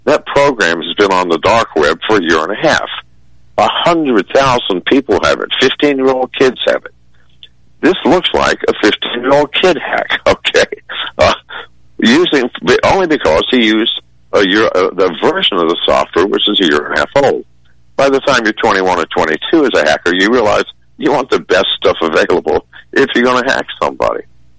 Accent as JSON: {"language": "English", "country": "United States", "said": "We are American citizens. We are not stupid."}